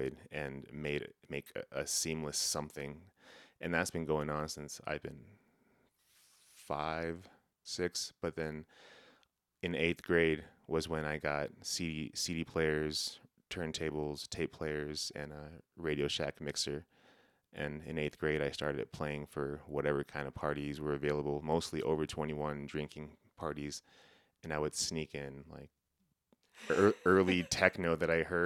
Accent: Laguna Pueblo, New Mexico, United States; I'm originally from New Mexico, Laguna Pueblo specifically.

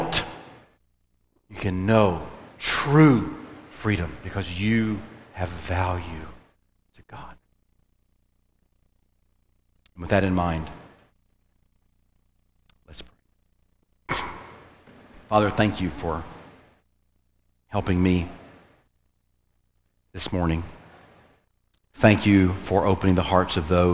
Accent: United States; we, as Americans

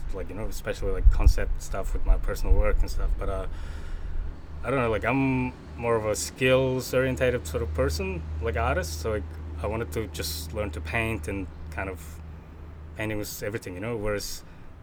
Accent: Mongolia; moved away as an adult; now in Australia; born and raised in Mongolia

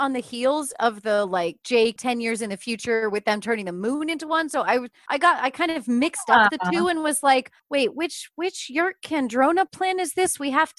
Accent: the West, Western United States, United States; I grew up in the West. We had like one Dunkin' Donuts in all of our town, so nobody went to Dunkin' Donuts.

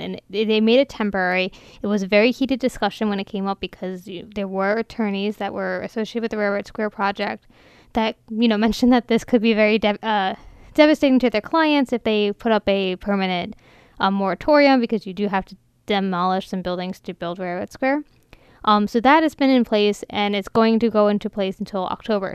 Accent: Ellicott City, Maryland, United States; I grew up in Ellicott City, which is a historic district

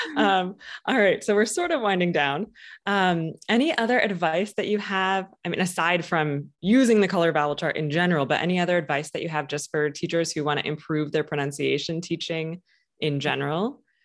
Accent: Michigan, United States; now in Boston, United States; I'm from Michigan, but have lived in Boston for quite some time now.

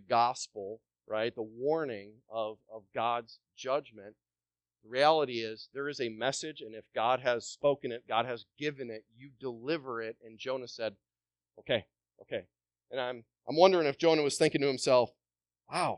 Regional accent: Wisconsin, United States; moved away as an adult; also born or lived in Southern Caribbean; I'm from Wisconsin

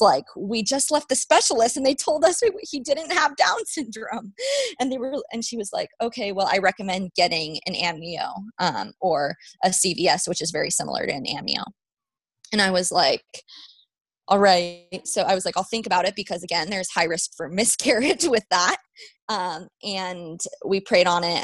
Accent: Las Vegas, Nevada, United States; moved away as an adult; also born or lived in New Mexico; I was born and raised in Vegas

